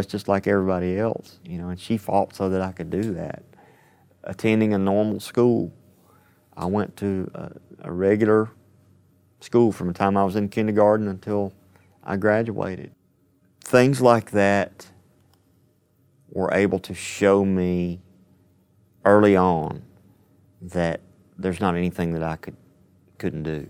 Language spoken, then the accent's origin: English; Athens, Alabama, United States; My day job is at the Browns Ferry Nuclear Power Plant in my hometown, Athens, Alabama.